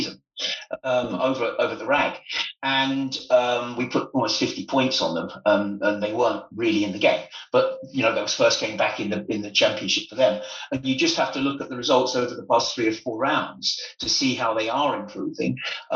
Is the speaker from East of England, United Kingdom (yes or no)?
yes; Bedfordshire, East of England, United Kingdom; I was born and bred in the Shire